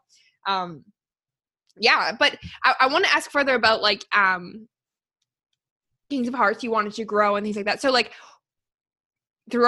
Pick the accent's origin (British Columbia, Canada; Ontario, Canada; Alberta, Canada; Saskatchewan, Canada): Alberta, Canada; Calgary; also born or lived in Australia; I grew up in Calgary and then I moved away to Australia for a couple years